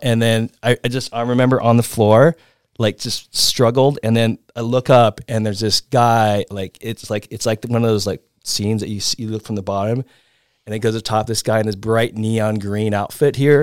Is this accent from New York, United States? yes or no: no; Hermosa Beach, California, United States; also born or lived in Venice, California; I grew up I grew up in the South Bay next to L A. It's called Manhattan Beach in Hermosa Beach in Venice